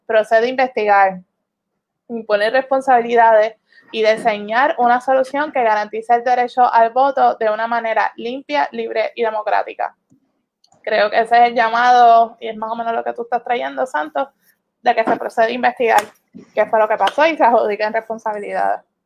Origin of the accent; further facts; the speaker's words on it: Puerto Rico; La ciudadanía que tenemos los, puertorriqueños